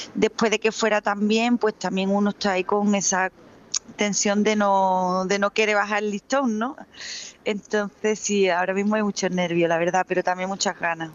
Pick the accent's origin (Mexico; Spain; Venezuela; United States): Spain; Jimena de la Frontera, Andalusia; now in Seville, Spain; Jimena de la Frontera, que es mi pueblo